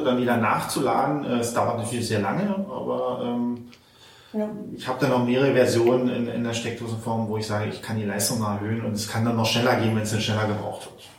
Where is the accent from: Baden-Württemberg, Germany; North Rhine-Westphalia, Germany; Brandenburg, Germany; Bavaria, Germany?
Brandenburg, Germany; Spreewald; wir kommen natürlich aus der Spreewald